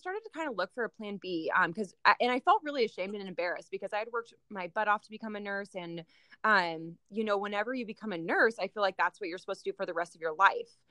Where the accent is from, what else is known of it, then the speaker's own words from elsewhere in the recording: Salem, Oregon, United States; also born or lived in Minnesota; I grew up in Salem, Oregon